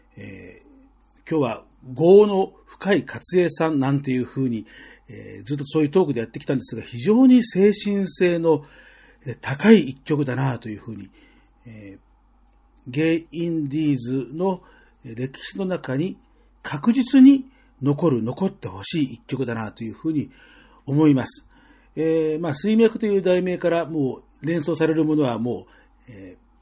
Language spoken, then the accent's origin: Japanese; Tokyo, Japan; 僕も、あの、もうずっと東京の生まれ育ちなんで